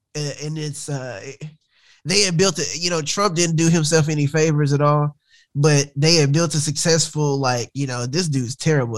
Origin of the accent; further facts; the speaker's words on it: rural north Alabama, United States; Alabama, rural Alabama, north.